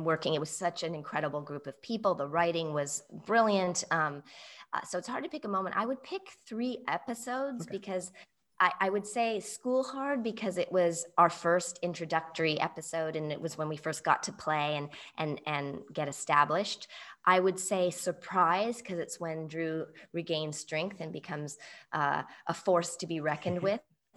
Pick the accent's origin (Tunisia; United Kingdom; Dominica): United Kingdom; England; accent: English; moved away; I grew up in England, and speak as equally with an English accent as American accent